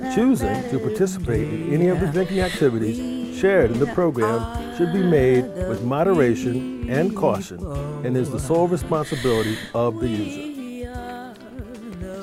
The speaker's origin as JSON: {"language": "English", "region": "Connecticut", "country": "United States", "said": "I'm from Connecticut."}